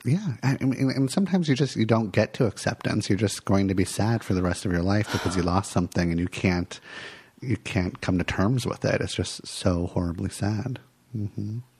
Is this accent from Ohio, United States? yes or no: no; Santa Monica, California, United States; moved away as an adult; now in Portland, United States; i grew up in los angeles and I um, lots of like wonderful, lovely moments growing up in Santa Monica, and then I decided to like leave Los Angeles